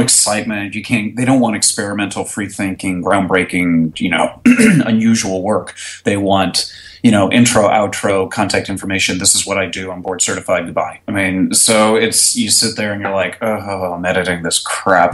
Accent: Connecticut, United States; moved away as an adult; now in Dallas, United States; originally Connecticut. I moved down here about '95 to attend college, and then I just stayed after graduating

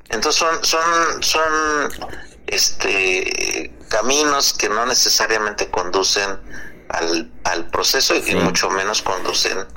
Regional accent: Mexico; un tercio somos mexicanas y mexicanos

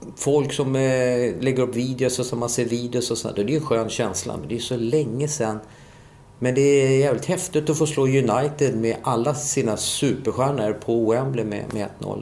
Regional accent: Solna, Stockholm County, Sweden; moved away as an adult; also born or lived in England; jag är född i Solna.

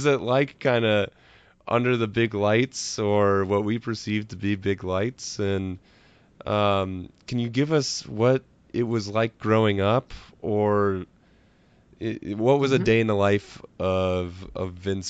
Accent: Midwest, United States; I grew up in the Midwest

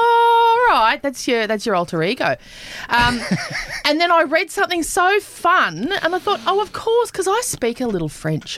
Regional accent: Queensland, Australia; I grew up in Queensland as well.

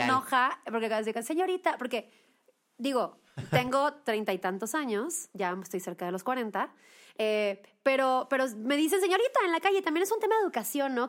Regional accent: Monterrey, Nuevo León, Mexico; moved away as an adult; now in Mexico City, Mexico; yo soy de Monterrey, me vine a vivir a la Ciudad de México mm, de a los 19 años

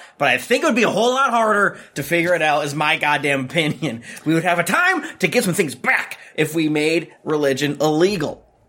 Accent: United States; as an American.

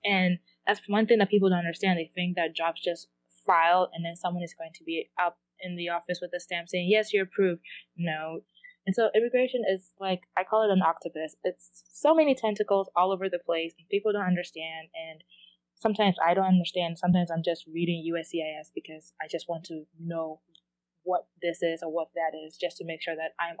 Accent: Ghana; but it's more towards my culture, since I'm Ghanaian.

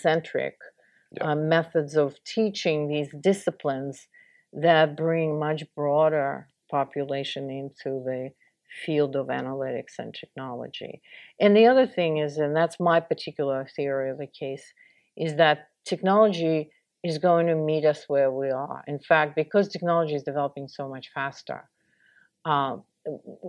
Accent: Russia; moved away as an adult; now in United States; I grew up in the Soviet Union and started my career in Russia, I was in school in Russia

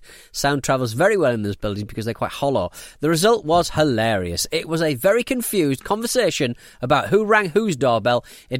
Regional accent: Bangalore, Karnataka, India; I grew up in Bangalore, India, in an apartment complex.

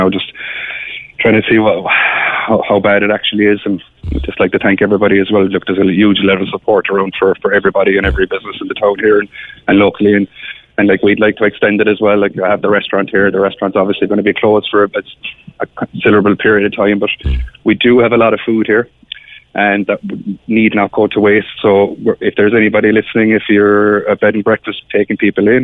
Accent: Ireland; as Irish people

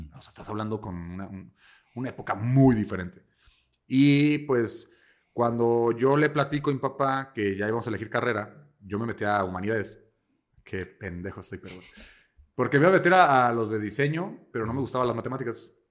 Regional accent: Mexico; yo soy italiano-mexicano

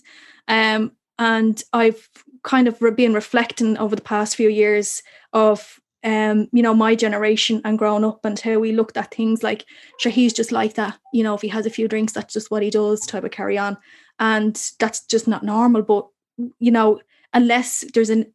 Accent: Dublin, Leinster, Ireland; I grew up obviously in Cherry Orchard

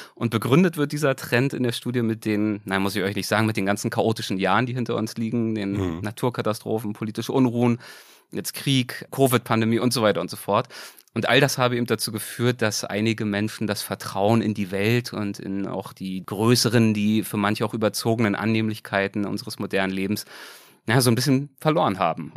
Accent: Berlin, Germany; moved away; Ich komme ja ursprünglich aus Berlin

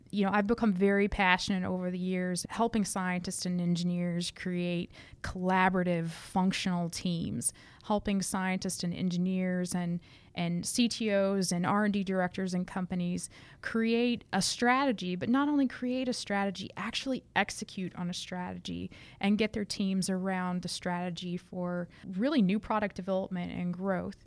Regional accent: rural Arkansas, United States; moved away as an adult; also born or lived in Missouri / Michigan; I was raised in uh, rural Arkansas

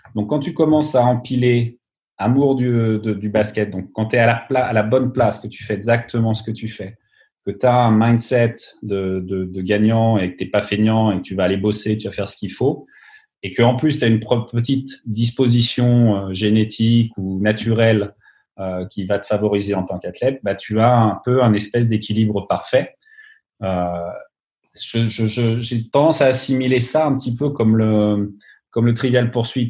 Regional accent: Burgundy, Bourgogne-Franche-Comté, France; moved away as an adult; also born or lived in Minneapolis, United States; now in Los Angeles, United States; je viens de Bourgogne, mes grands-parents sont de Bourgogne

